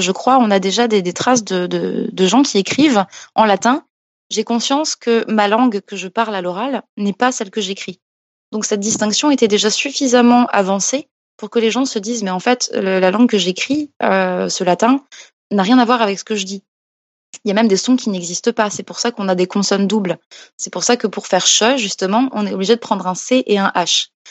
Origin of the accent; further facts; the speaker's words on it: Alsace, Grand Est, France; now in Paris, France; maintenant, je vis à Paris, mais je viens d'Alsace au départ